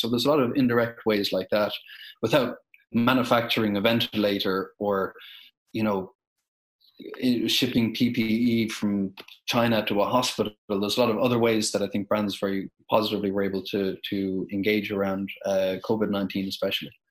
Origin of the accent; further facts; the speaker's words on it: Ireland; My home country of Ireland